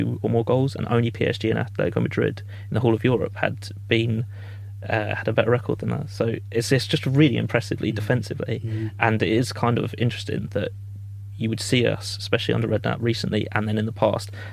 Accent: Croydon, London, United Kingdom; I'm from Croydon, so it's like more of like a Crystal Palace area.

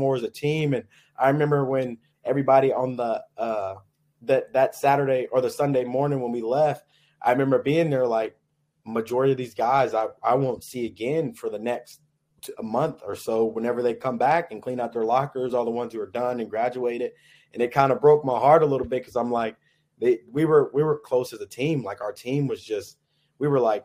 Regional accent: Kansas City, Kansas, United States; I'm from the Kansas City area, which is closer to KU. So I grew up watching KU

